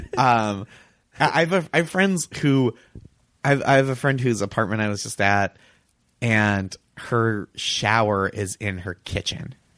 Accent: suburb outside of Boston, Massachusetts, United States; moved away; my hometown It wa, is a suburb outside of Boston

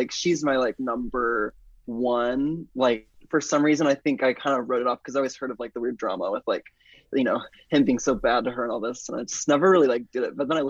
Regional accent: Springfield, Missouri, United States; moved away; I mean, I do love my hometown. I love Springfield, and I think there's this heart here and a community that I found that I felt pretty safe growing up here in a lot of ways.

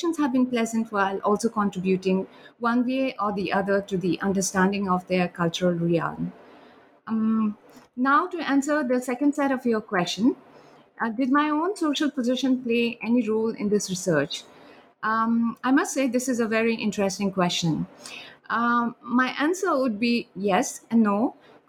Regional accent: India; also born or lived in Sikkim, India; I'm from India and I have lived in Sikkim for a few years

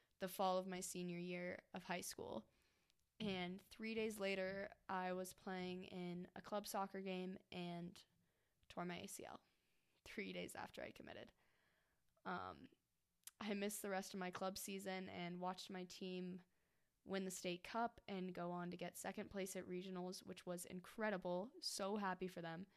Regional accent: Golden, Colorado, United States; I'm from Golden, Colorado

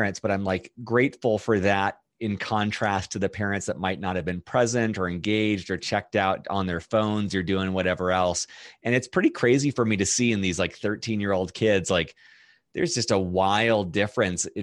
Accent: Fullerton, California, United States; moved away as an adult; also born or lived in East Coast; now in Denver, United States; I was born in Southern California in a city called Fullerton. I had an older brother and two parents. And I don't really know what to say about the upbringing. I lived there until I was 18

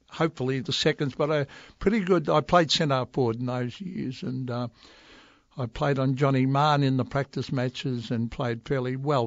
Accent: Melbourne, Victoria, Australia; growing up in West Heidelberg, which a real working class, young Aussie family starting off in life

